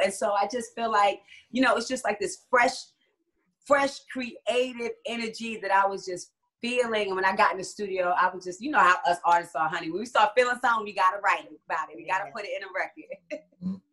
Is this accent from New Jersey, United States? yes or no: yes; Jersey City, New Jersey, United States; moved away as an adult; also born or lived in Hawaii / New York; now in Atlanta, United States; I was born in Hawaii, but raised in Jersey City, New Jersey. So I'm a Jersey girl.